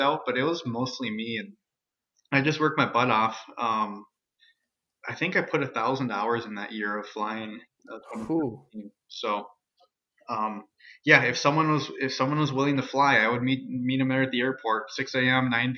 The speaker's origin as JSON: {"language": "English", "town": "Alexandria", "region": "Minnesota", "country": "United States", "tie": "born or raised there", "said": "It's my hometown."}